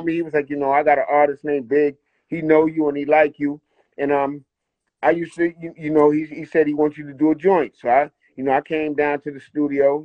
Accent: New York City, New York, United States; also born or lived in New Rochelle, New York; I was born in the Bronx, you know, um, Concourse Village, you know, my people's across the street, Park Avenue

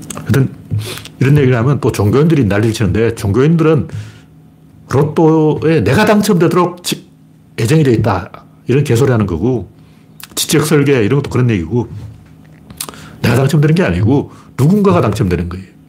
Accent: Gyeongsang, South Korea; accent: Gyeongsang dialect; 옛날에 우리 사투리로는 경상도 애들은 도토리라고 안 그러고 꿀밤이라고 그랬어요.

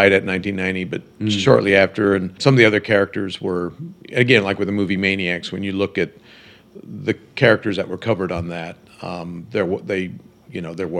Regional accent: Houston, Texas, United States; born in Houston, Texas, 1958

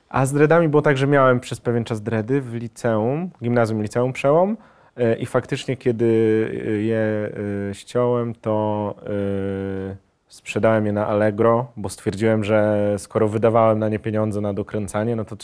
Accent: Germany; born there; bo e, urodziłem się w Niemczech, moi rodzice byli E, ojciec e, i matka e, jakby byli się tam siatkarzami

